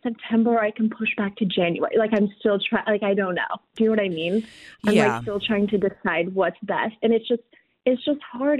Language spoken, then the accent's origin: English; Palo Alto, California, United States; now in New Orleans, United States; So right now I'm from Palo Alto originally.